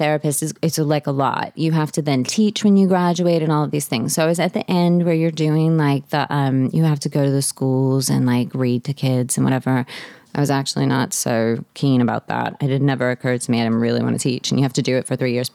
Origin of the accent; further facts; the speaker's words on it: New Orleans, Louisiana, United States; moved away as an adult; also born or lived in Texas; So I'm from New Orleans. I'm seventh generation New Orleanian